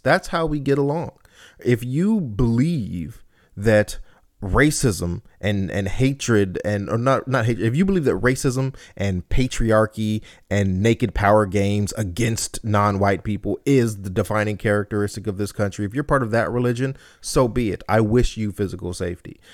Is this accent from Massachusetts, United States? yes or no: no; Compton, California, United States; I'm from Compton